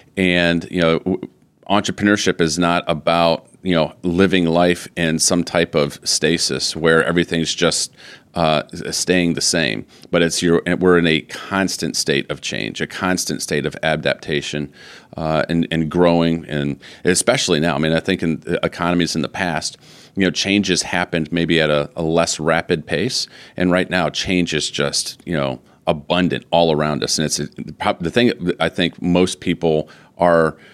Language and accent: English; Flint, Michigan, United States; moved away; As a Michigan boy, I grew up in the Flint area, uh, went to high school there